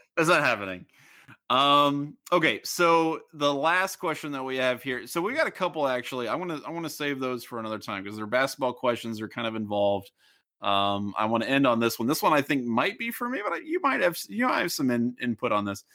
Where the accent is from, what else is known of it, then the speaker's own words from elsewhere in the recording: Ohio, United States; I'm from Ohio